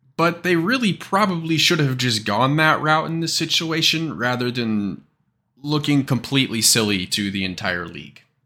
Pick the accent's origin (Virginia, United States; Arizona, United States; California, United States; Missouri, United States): Missouri, United States; Kansas City; We're both from Kansas City